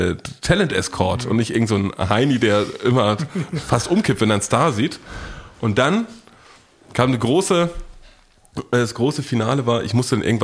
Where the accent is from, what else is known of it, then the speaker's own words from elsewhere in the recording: United States; Ich komme aus den Staaten.